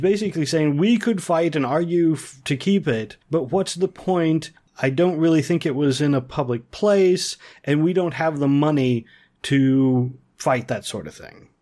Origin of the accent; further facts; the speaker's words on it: Ohio, United States; where I grew up in Ohio, our local village